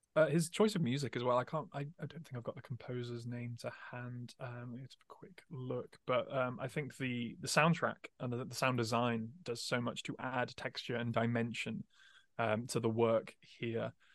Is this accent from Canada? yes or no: no; England, United Kingdom; growing up in England